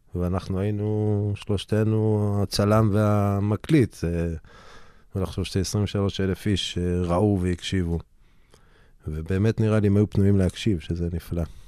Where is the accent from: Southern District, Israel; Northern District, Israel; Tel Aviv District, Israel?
Northern District, Israel; Harrarit; אני מגיע מהררית, מהגליל